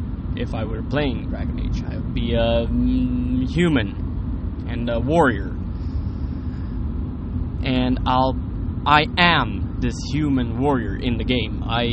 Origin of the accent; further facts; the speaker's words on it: Sweden; English is a second language; Sorry, I'm from Sweden and I don't speak English that often anymore